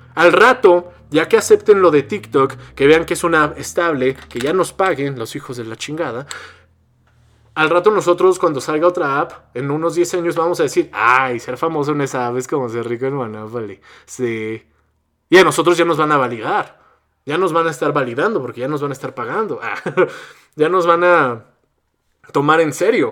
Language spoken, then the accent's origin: Spanish; Mexico; soy mexicano